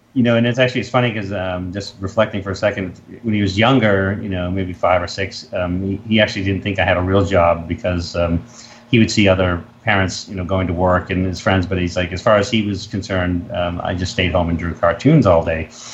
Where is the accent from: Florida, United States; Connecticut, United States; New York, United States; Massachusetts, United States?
Massachusetts, United States; I'm from New England. I'm from Massachusetts